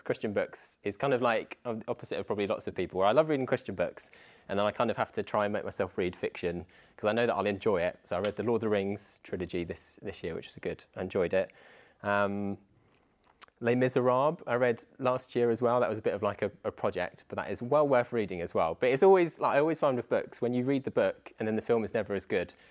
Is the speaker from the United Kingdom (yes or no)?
yes; Dover, South East England, United Kingdom; moved away as an adult; now in Chichester, United Kingdom; I grew up in Dover, just along like on the south coast. It's basically as southeast as you can go in the UK